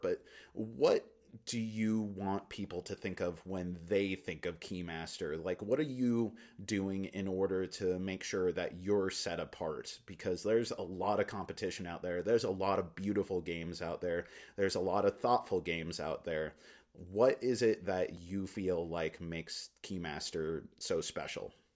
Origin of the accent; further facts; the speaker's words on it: Alaska, United States; moved away; also born or lived in Philippines / New Delhi, India; having grown up in Alaska, I, and I've lived in lots of different places in the world